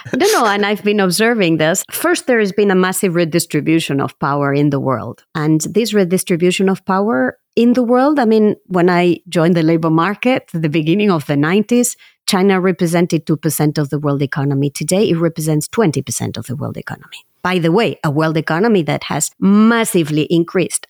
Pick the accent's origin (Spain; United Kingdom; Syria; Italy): Spain; Basque Country; moved away as an adult; now in Paris, France; I was born in the Basque Country